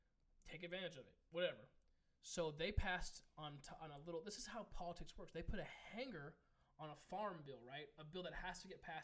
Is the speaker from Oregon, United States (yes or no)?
no; California, United States; we're from California.